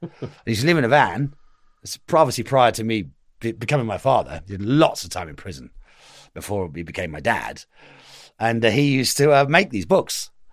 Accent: Cheltenham, South West England, United Kingdom; also born or lived in St. Paul's; The Cotswolds. I was from Cheltenham. I was born in St. Paul's.

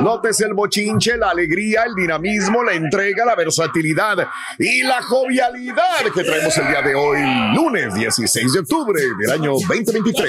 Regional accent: Matamoros, Tamaulipas, Mexico; now in United States; cuando yo estaba en Matamoros, Tamaulipas, mi tierra

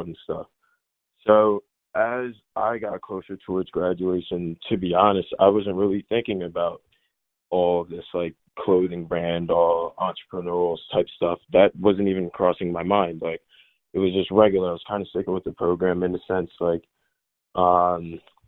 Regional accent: Delran, New Jersey, United States; also born or lived in Minnesota / Willingboro, New Jersey; I was born in Minnesota, moved out of Minnesota in 05, moved to New Jersey.

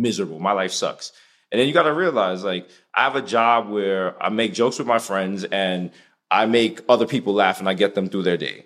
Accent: New York City, New York, United States; We're like from the Bronx

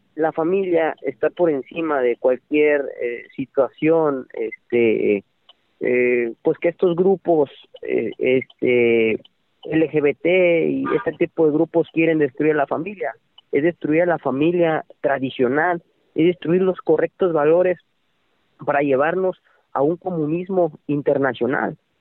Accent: Tamaulipas, Mexico; Yo soy de Tamaulipas

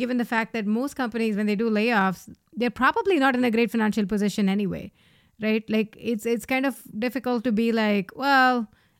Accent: India; moved away; Sriram and I came from India. We moved here a decade or so ago.

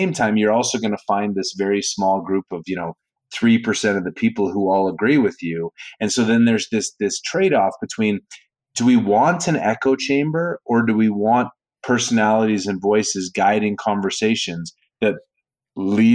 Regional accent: Calgary, Alberta, Canada; born or raised there; also born or lived in New York

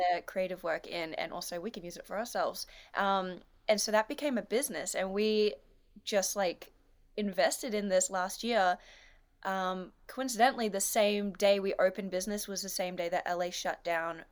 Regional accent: Australia; I'm an Australian dancer, actress, comedian, artist, photographer, business owner

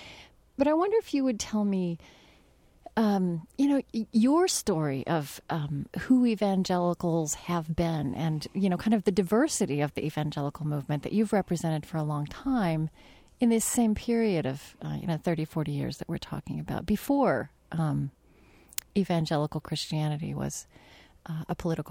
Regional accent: United States; Right, because in the evangelical churches I grew up in the Southern Baptist churches I grew up in, I think in the entire mainstream evangelical life in this country

